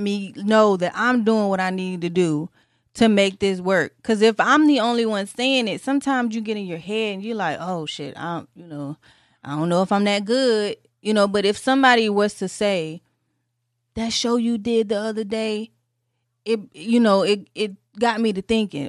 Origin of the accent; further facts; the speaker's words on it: Detroit, Michigan, United States; My mom, she worked for Saturn, 'cause I'm from Detroit